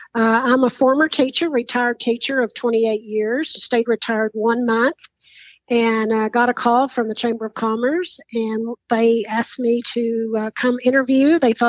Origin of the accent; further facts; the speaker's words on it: Cisco, Texas, United States; I was born and raised in Cisco